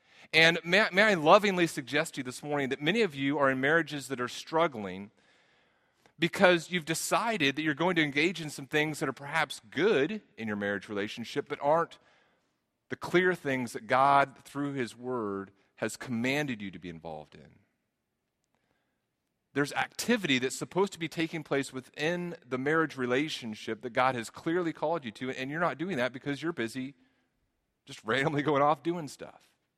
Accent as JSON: {"language": "English", "region": "Texas", "country": "United States", "tie": "born or raised there", "said": "I grew up in Texas, not quite the Garden of Eden, but close, right?"}